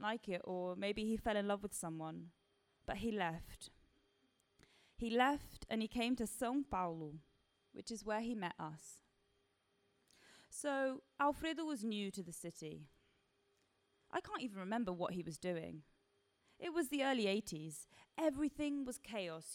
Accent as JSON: {"language": "English", "region": "London", "country": "United Kingdom", "tie": "born or raised there", "said": "I grew up in Balham. My school's in Tooting"}